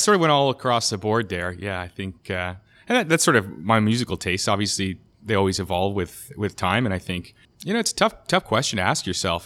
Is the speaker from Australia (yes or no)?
no; Canada; as a Canadian